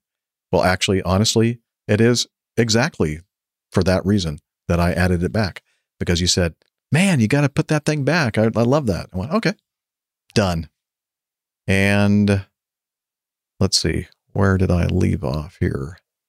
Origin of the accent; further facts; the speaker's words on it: Salinas, California, United States; I grew up in Salinas, California, only minutes away from our municipal airport